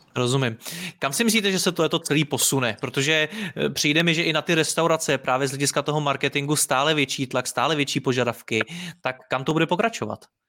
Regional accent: Prague, Czechia; jsem z Prahy

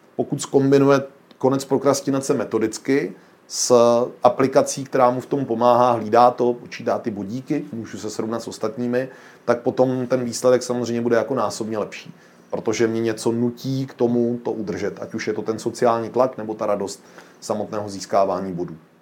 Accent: Czechia; my jako Češi jsme obrovský hravý národ

